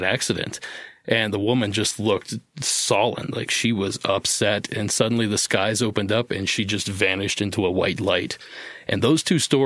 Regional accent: Ohio, United States; my home state of Ohio

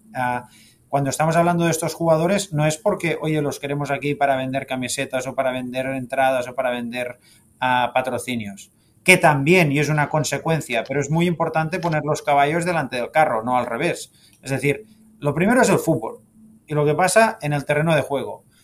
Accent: Sabadell, Catalonia, Spain; moved away as an adult; also born or lived in Barcelona; now in Miami, United States; yo nací en, Barcelona, siempre em, he sido seguidor del club, también del Sabadell que es el equipo de, mi ciudad natal

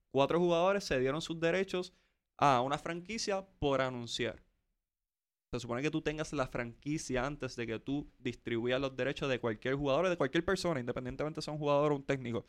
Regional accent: San Juan, Puerto Rico; soy de Coupey, así que viví eso en su apogeo

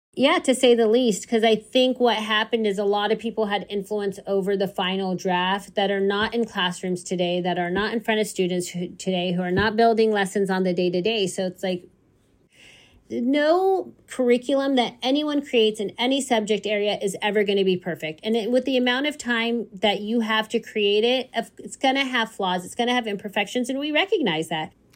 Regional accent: United States; I am American. and I'm Palestinian

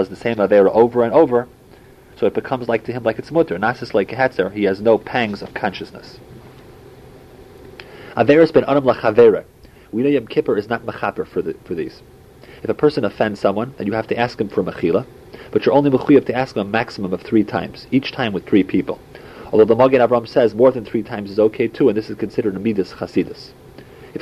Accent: St. Louis, Missouri, United States; as a little kid growing up in St. Louis

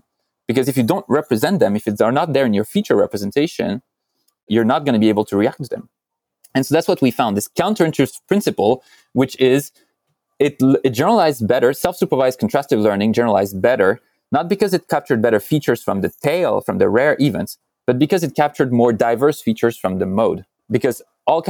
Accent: France; moved away

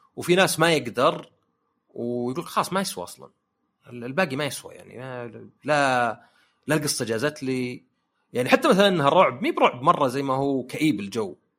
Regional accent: Saudi Arabia; عندنا في السعوديه

